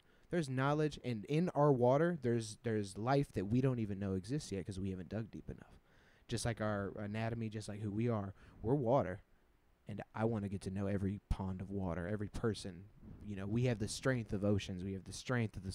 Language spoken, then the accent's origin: English; Killeen, Texas, United States; also born or lived in Houston, Texas; I'm from Killeen, Texas. Fort Hood